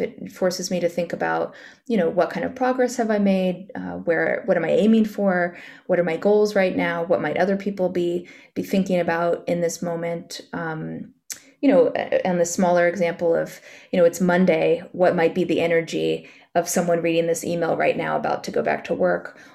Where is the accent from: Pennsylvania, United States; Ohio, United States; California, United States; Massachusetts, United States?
California, United States; Central Valley; moved away as an adult; also born or lived in Los Angeles, United States; now in New York, United States; I grew up in California, in the Central Valley